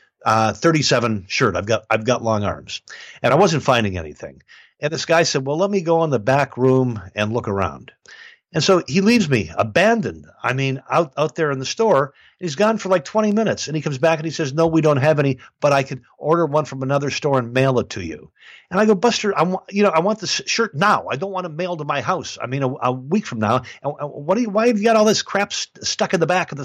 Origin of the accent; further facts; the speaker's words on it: Midwest, United States; as a kid growing up in the Midwest